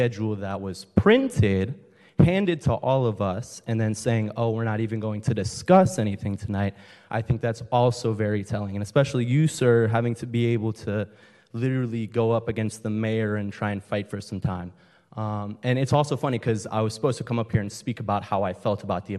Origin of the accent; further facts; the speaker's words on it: Franklin, Tennessee, United States; moved away as an adult; now in Huntington Beach, United States; I just moved here a couple months ago. I'm from Franklin, Tennessee.